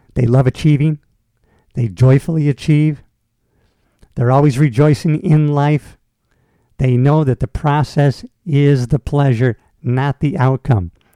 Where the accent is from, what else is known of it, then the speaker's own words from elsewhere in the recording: United States; people who grew up here, like myself, who grew up here